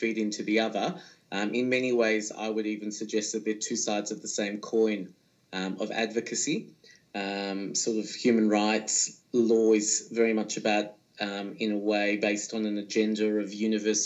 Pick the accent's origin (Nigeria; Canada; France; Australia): Australia; now in Israel; as an Australian